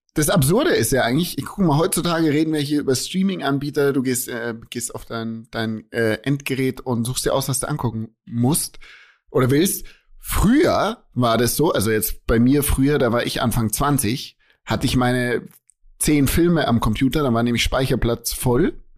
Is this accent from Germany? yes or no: yes; Germany; bei uns in Deutschland